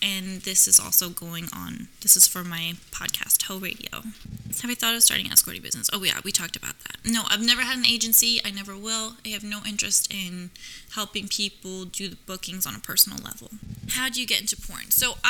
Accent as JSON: {"language": "English", "region": "New York", "country": "United States", "lives_now": "Los Angeles, United States", "said": "But I'm from New York and I understand the men there."}